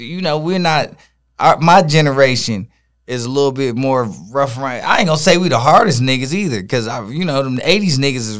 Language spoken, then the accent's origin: English; Detroit, Michigan, United States; Henry Ford, Redford, you feel me? That's where I was at. That's where we grew up at.